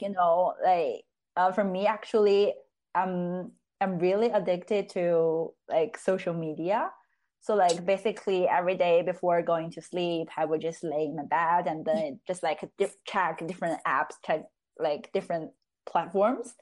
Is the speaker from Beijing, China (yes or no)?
no; Chengde, Hebei, China; English is a second language; moved away as an adult; now in Oslo, Norway; my hometown is called Chengde.